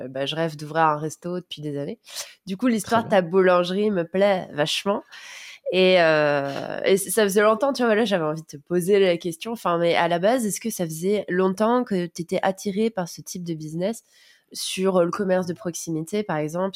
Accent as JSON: {"language": "French", "country": "France", "moved": "as an adult", "lives_now": "Sofia, Bulgaria", "said": "en tant que Français"}